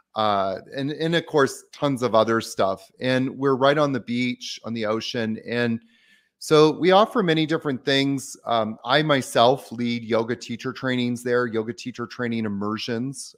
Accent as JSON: {"language": "English", "town": "Victoria", "region": "British Columbia", "country": "Canada", "tie": "born or raised there", "said": "I grew up in Victoria, Canada"}